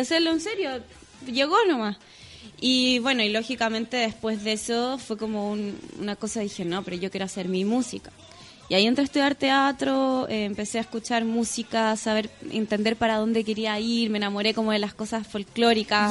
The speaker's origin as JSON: {"language": "Spanish", "country": "Chile", "tie": "born or raised there", "said": "en verdad soy como italiana, nací en Chile, porque todos mis abuelos, mis cuatro abuelos son italianos"}